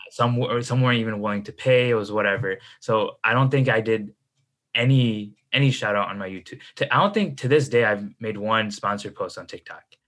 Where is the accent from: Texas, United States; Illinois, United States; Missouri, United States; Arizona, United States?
Illinois, United States; Chicago; I'm from uh, the Midwest, Chicago. That's where I stay